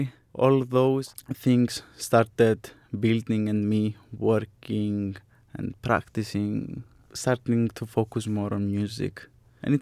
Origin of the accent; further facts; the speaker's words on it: Larnaca, Larnaca District, Cyprus; moved away as an adult; also born or lived in Sunderland, England; I'm coming from Cyprus, Larnaca, my birthplace